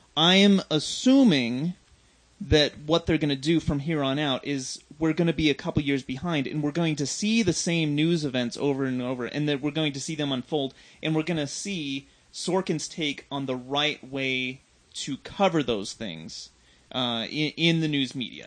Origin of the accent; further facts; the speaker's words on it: United States; growing up in America